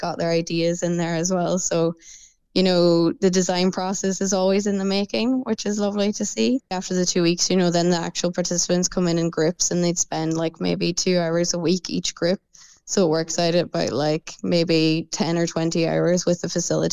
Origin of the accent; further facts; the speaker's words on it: Donegal, Ulster, Ireland; now in Cork, Ireland; I'm actually from Donegal